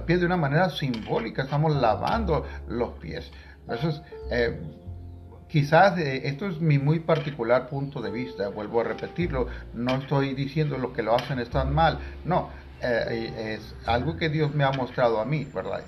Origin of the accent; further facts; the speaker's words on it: Tangamandapio, Michoacán, Mexico; en Tangamandapio, mi pueblo natal